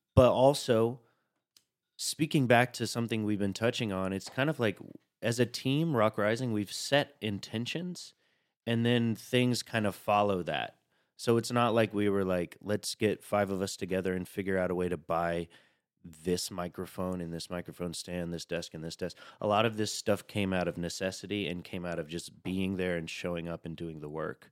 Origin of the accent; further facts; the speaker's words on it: Chattanooga, Tennessee, United States; now in New York, United States; I'm from Chattanooga, Tennessee